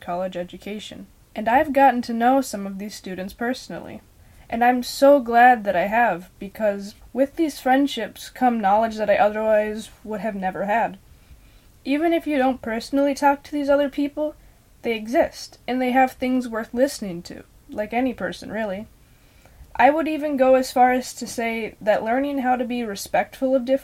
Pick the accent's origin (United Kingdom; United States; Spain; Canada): United States; Minnesota; a young white woman from Minnesota